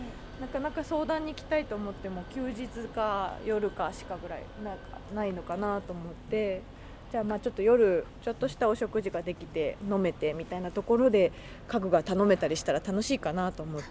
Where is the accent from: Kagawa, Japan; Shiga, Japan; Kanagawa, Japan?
Kagawa, Japan; Marugame; moved away as an adult; also born or lived in Tokyo; 実家の方を見るとまさにうちはそういうあの私がきっとこの会社に山一木材に帰ってこないとこの会社はなくなるんだろうな